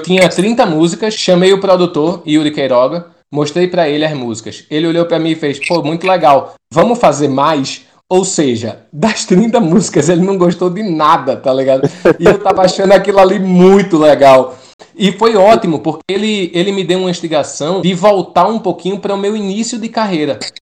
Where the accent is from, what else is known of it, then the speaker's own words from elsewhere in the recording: Pernambuco, Brazil; accent: nordestino; Eu sou de Pernambuco